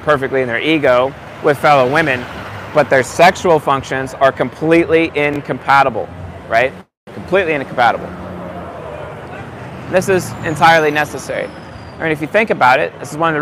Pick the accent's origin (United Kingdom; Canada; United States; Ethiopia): United States; San Juan Islands, Washington; now in Coeur d'Alene, United States; I'm from the San Juan Islands.